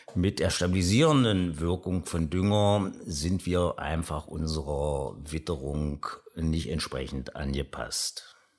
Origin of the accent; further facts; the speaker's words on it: Aschersleben, Saxony-Anhalt, Germany; Ich komme aus Aschersleben, wie gesagt, der ältesten Stadt in Sachsen-Anhalt